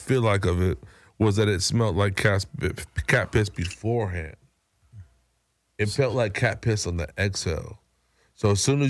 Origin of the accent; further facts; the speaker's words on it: Pittsburg, California, United States; also born or lived in Florida; born and raised in the Bay. Okay. You know, East Bay to be specific, Pittsburgh, California.